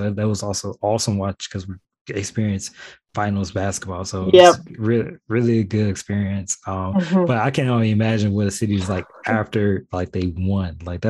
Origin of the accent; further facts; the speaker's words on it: Chicago, Illinois, United States; now in Indiana, United States; So I'm originally from Chicago, so I grew up on the South Side.